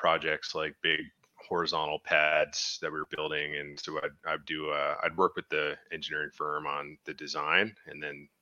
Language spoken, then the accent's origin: English; Newfoundland and Labrador, Canada; now in Lloydminster, Canada